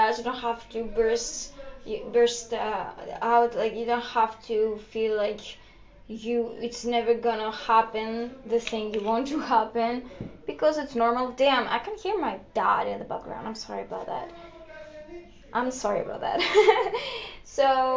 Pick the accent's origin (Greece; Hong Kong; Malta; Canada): Greece; first language Greek; English is a second language; I'm from Greece.